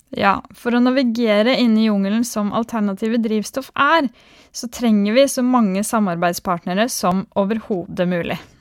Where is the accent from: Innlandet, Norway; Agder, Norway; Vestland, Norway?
Innlandet, Norway; Skarnes; moved away as an adult; also born or lived in Haugesund / Trondheim; som dere kanskje hører, så er jeg fra Østlandet, nærmere bestemt et bitte lite sted kalt Skarnes